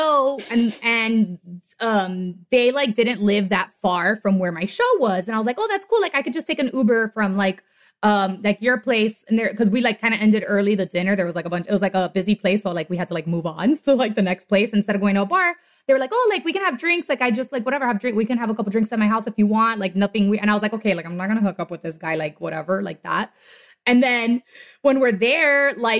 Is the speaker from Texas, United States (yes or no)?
no; Miami, Florida, United States; I'm from Miami